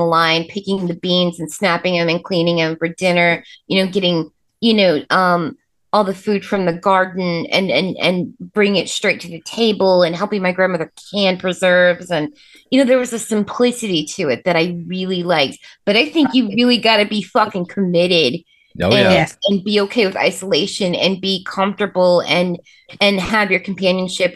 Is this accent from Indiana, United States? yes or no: yes; Indianapolis, Indiana, United States; We're from Speedway in Indianapolis, you know, big city, crazy place, but we moved to the suburbs.